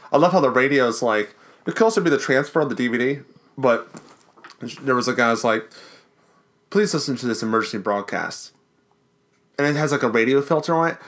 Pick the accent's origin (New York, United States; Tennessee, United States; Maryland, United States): Maryland, United States; Baltimore; we're from Baltimore too